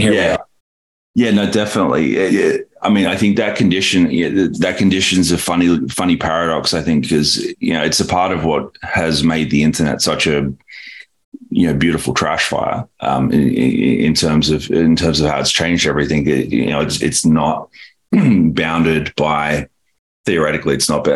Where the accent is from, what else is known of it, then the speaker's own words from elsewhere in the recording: Australia; moved away as an adult; now in San Francisco, United States; born and raised in Australia